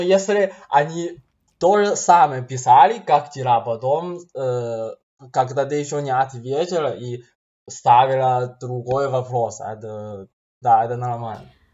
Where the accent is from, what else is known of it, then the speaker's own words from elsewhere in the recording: China; Russian is a second language; moved away as an adult; now in Belarus; я из Китая, учусь в Белорусском